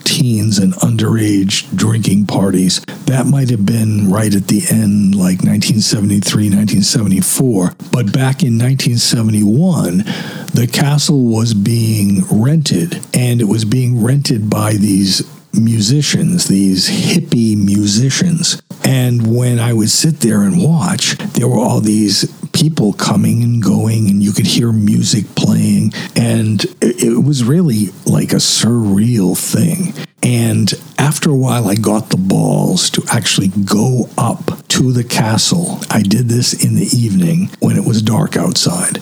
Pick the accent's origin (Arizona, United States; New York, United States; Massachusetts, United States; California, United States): Massachusetts, United States; Wakefield; born or raised there